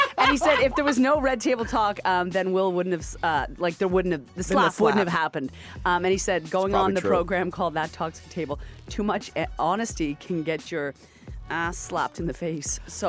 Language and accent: English; Nova Scotia, Canada; now in Toronto, Canada; I'm from Nova Scotia